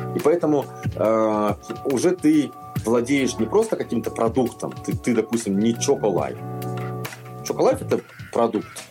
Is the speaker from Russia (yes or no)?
no; Kazakhstan